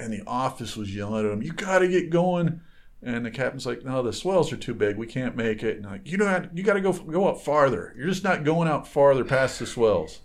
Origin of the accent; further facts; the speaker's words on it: Michigan, United States; I grew up on boats in Michigan